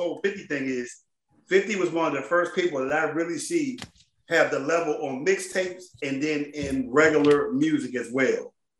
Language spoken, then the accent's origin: English; Washington, District of Columbia, United States; Growing up in D.C., in this region